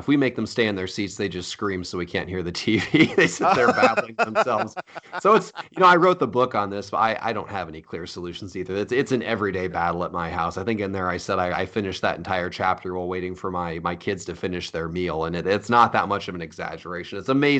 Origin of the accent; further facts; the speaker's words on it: Iowa, United States; This is what it was like growing up in Iowa.